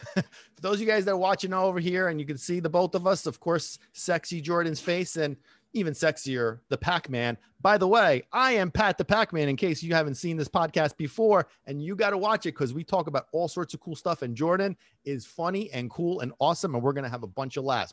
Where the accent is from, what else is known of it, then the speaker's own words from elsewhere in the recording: Italy; moved away; when I was growing up in Italy